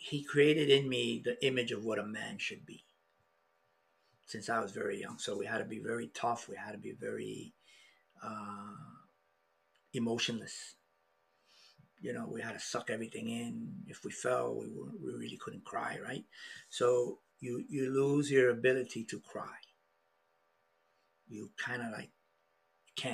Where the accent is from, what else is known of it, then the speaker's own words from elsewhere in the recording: New York, United States; moved away; also born or lived in Florida; I was born in the South Bronx. From a European mom and a dad that was half indigenous. So growing up in the South Bronx had its challenges